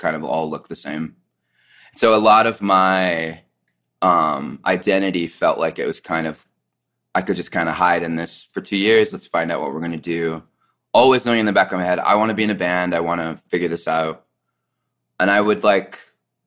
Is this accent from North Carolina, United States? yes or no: no; Southern California, United States; now in Salt Lake City, United States; I grew up in Southern California, so it wasn't like I was in the epicenter. Like, I live in Salt Lake City now